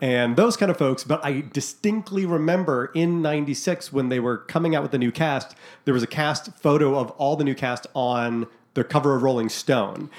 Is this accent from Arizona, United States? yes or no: yes; Scottsdale, Arizona, United States; also born or lived in Massachusetts; when we moved to Scottsdale from Massachusetts